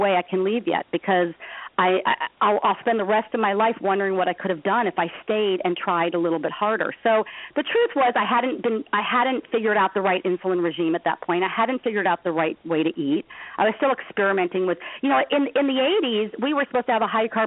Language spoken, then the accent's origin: English; Los Angeles, California, United States; I come from Los Angeles